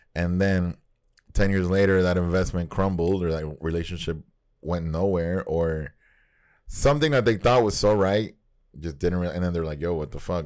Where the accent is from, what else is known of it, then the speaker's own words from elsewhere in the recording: Nicaragua; moved away; we grew up in Nicaragua